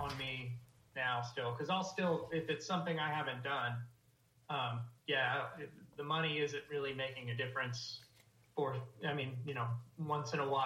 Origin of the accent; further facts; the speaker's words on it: Pennsylvania, United States; moved away; I'm from Pennsylvania originally